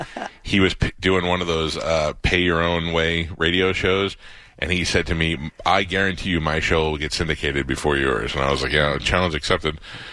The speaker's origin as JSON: {"language": "English", "region": "New York", "country": "United States", "said": "I'm also a New Yorker"}